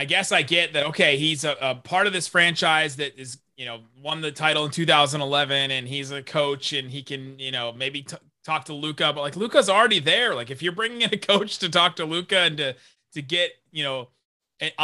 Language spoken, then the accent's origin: English; Cincinnati, Ohio, United States; also born or lived in Los Angeles, California; I grew up in Cincinnati, Ohio, with like no team near me.